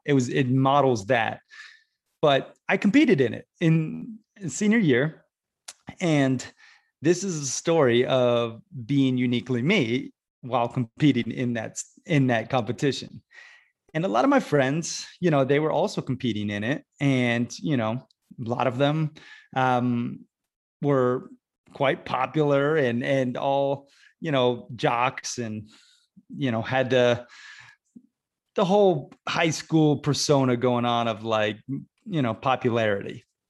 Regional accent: Sarasota, Florida, United States; My hometown of Sarasota, Florida is basically like Laguna Beach, California, except it's like, you know, maybe it's stepsister, not as hoity-toity, although there's plenty of wealth there.

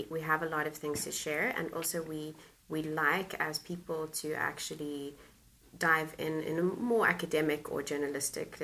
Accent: Cape Town, Western Cape, South Africa; moved away as an adult; now in Netherlands; I grew up in Cape Town in South Africa, and my parents and my family still live there

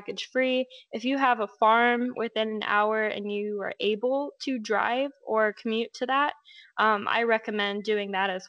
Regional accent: Lake Havasu City, Arizona, United States; I'm from Havasu, which is in Arizona

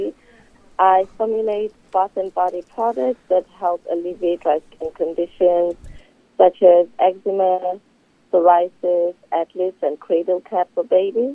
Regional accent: South Africa; moved away; I'm originally from South Africa

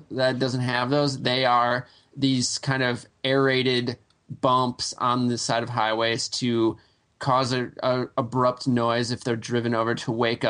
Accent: Phillips, Wisconsin, United States; moved away; I'm joining you from the sleepy Wisconsin town of Phillips, Wisconsin. And it's my hometown. It's where I grew up. It's 1,000 people. I'm visiting my family. It's nice and quiet out here

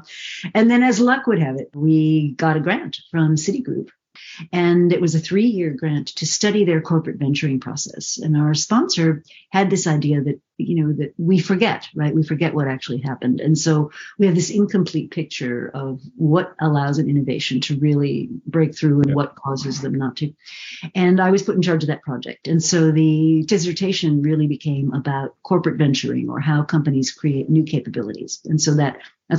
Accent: New Haven, Connecticut, United States; moved away; I was born in New Haven, Connecticut, and both of my parents at that time were on the faculty of the Yale Medical School

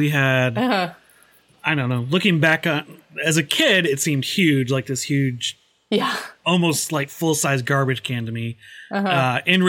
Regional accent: Chaska, Minnesota, United States; I grew up in Chaska, Minnesota.

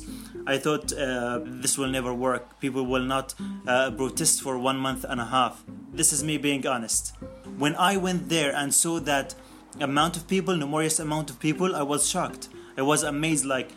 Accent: Deir al-Balah, Gaza Strip, Palestine; I was raised up in Deir el-Balah, in the center of the Gaza Strip.

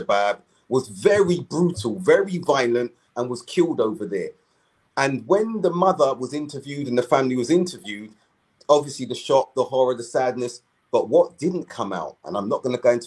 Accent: London, United Kingdom; We're from South London.

